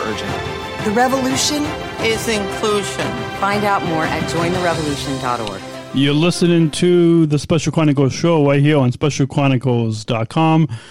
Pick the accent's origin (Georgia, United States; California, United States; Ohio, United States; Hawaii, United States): California, United States; Long Beach; I was born in Southern California, in Long Beach, California